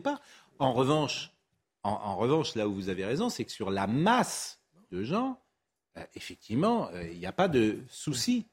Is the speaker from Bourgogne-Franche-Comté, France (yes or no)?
no; Nantes, Pays de la Loire, France; moved away; Je suis né à Nantes. Quand je vais à Nantes, je ne reconnais plus le Nantes de mon enfance